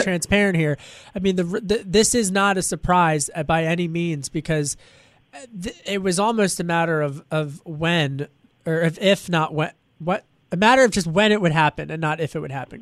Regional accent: Pennsylvania, United States; a Democrat from Pennsylvania, my home state

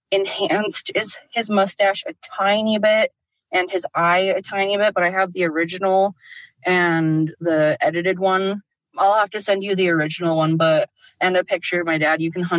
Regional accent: Idaho, United States; also born or lived in Utah; now in Minnesota, United States; I live in Minnesota, but I'm from Idaho and Utah.

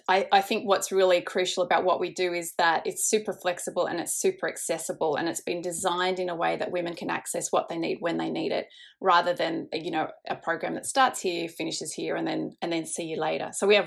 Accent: Indonesia; I grew up in Indonesia, so I think I've just grown up with an interest in social causes

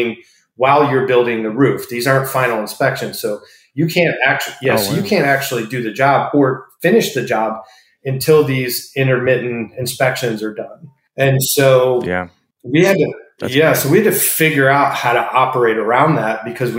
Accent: Tampa, Florida, United States; also born or lived in Buffalo, New York; Born and raised in Tampa.

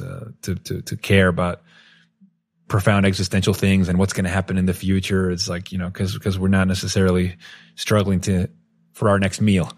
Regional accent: Venezuela; growing up in Venezuela

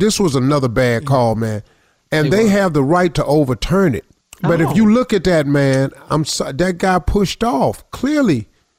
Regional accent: Cleveland, Ohio, United States; I'm from Cleveland.

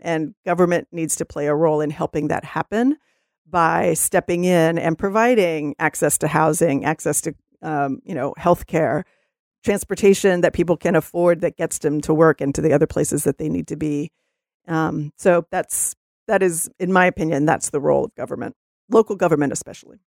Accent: Texas, United States; now in Seattle, United States; I'm from Texas originally

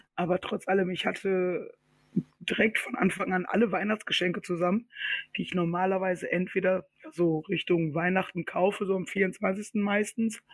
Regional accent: Ruhr area, North Rhine-Westphalia, Germany; Wir sind ja aus dem Ruhrpott

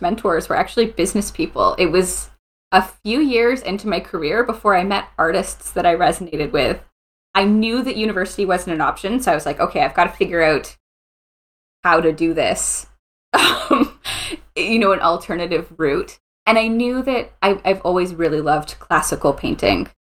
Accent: St. Catharines, Ontario, Canada; moved away as an adult; also born or lived in France; now in Ottawa, Canada; I grew up in St. Catharines, so near Niagara Falls, Ontario.

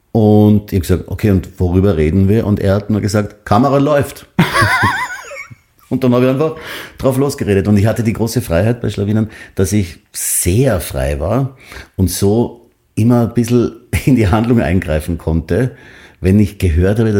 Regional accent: Graz, Styria, Austria; moved away; ich bin in der Triester-Siedlung in Graz aufgewachsen.

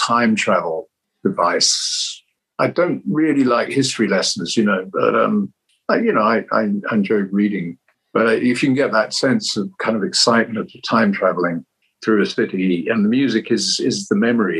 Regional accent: London, United Kingdom; it was about my hometown.

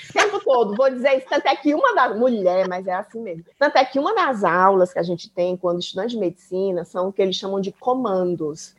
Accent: Brazil; moved away as an adult; now in Germany; eu sou do Brasil, eu tô aprendendo alemão

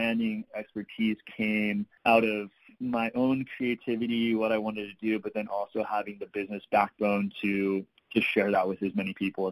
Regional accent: East Bay, San Francisco Bay Area, California, United States; moved away as an adult; also born or lived in San Diego / Oregon / Mexico; I grew up in the East Bay of San Francisco Bay Area where it wasn't really surf friendly

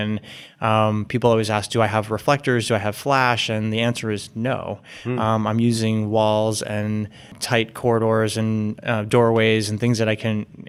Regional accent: Boston, Massachusetts, United States; I'm from Boston, mm-hmm.

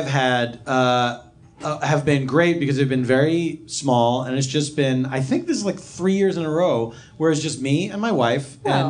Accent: Philadelphia, Pennsylvania, United States; I grew up in Philadelphia.

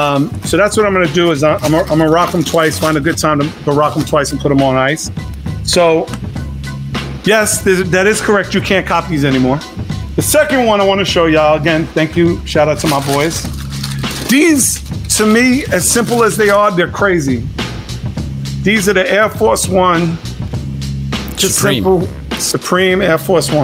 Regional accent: New York, United States; When I was growing up in New York

